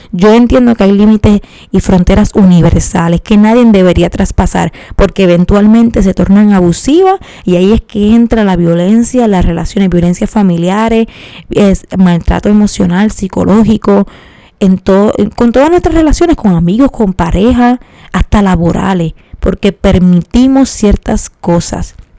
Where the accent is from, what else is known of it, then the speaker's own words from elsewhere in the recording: Puerto Rico; cómo somos los puertorriqueños